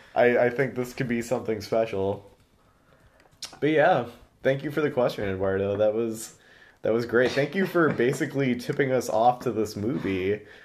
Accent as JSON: {"language": "English", "town": "Chicago", "region": "Illinois", "country": "United States", "said": "we're from Chicago"}